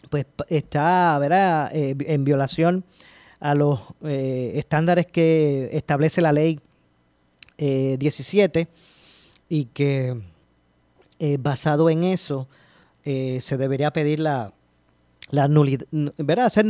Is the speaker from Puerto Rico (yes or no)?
yes; Puerto Rico; soy, soy de Puerto Rico, vivo en Puerto Rico, pero me gustaría eh, hacer un negocio en Islas Vírgenes